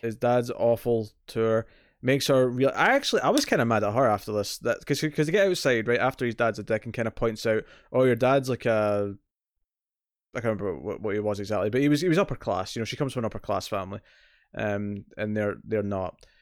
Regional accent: Scotland, United Kingdom; accent: Scottish

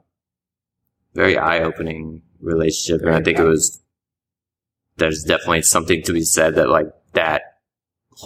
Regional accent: Richmond, Virginia, United States; moved away as an adult; now in Atlanta, United States; I went home to Richmond for a while, and then I knew I didn't want to stay in Richmond

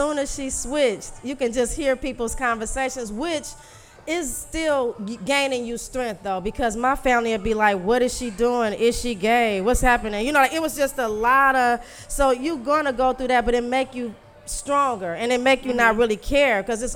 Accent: Louisiana, United States; now in Detroit, United States; I'm from Louisiana.

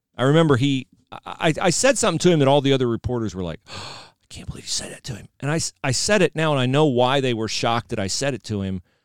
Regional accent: Ohio, United States; moved away; I was from Ohio

